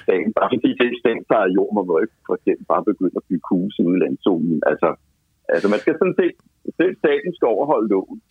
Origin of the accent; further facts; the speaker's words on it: North Zealand, Capital Region of Denmark, Denmark; det var der skove, der var ude på mit barndomshjem